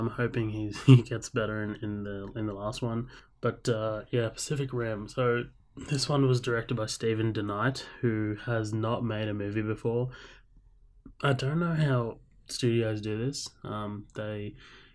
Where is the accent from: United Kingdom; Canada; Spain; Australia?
Australia; accent: Australian; I know I have an Australian accent and, you know, I'm from Australia